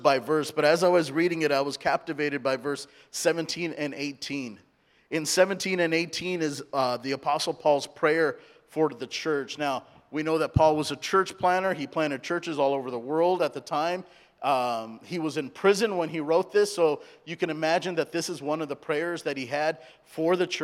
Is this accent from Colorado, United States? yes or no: no; Santa Ana, California, United States; first language English; also born or lived in India; I was born in India, grew up in Southern California, so English is my primary language